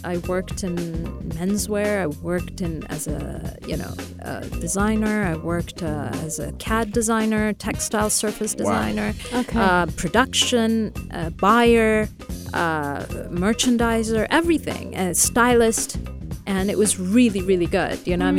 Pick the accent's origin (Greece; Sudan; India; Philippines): Sudan; Khartoum; born there; See, I was born in Sudan, in Khartoum.